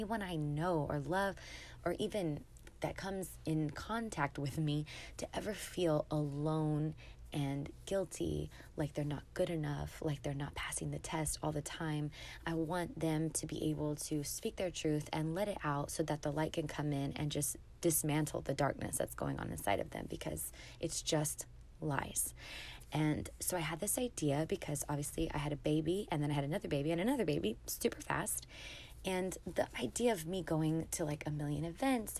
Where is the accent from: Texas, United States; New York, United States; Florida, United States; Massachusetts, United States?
Texas, United States; San Antonio; moved away as an adult; now in Dallas, United States; I live in Dallas, Texas, and I'm from San Antonio, Texas, so my whole family lives there